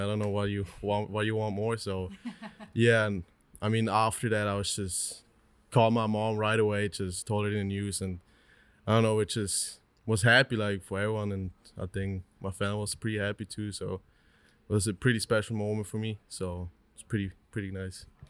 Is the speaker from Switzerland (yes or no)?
yes; Switzerland; also born or lived in Newark, New Jersey; I grew up my whole life, my whole 19 years in Switzerland